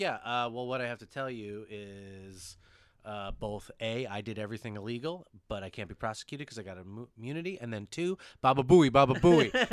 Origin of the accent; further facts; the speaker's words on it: United States; I'm an American